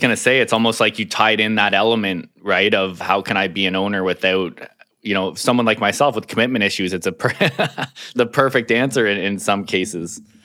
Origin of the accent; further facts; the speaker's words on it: Ontario, Canada; also born or lived in Grand Bend, Ontario; now in Burnaby, Canada; originally from Ontario